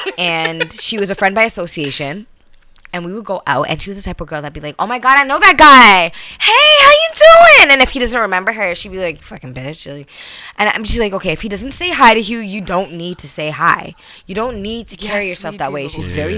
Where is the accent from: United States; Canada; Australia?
Canada; Brampton, Ontario; I'm from Airport Road.